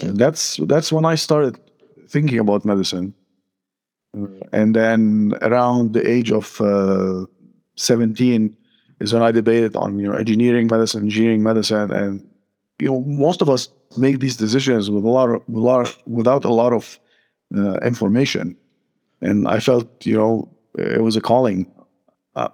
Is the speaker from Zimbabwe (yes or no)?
no; Lebanon; moved away as an adult; also born or lived in North Carolina, United States; now in Phoenix, United States; Born and raised in Lebanon until my mid-20s when I moved to the United States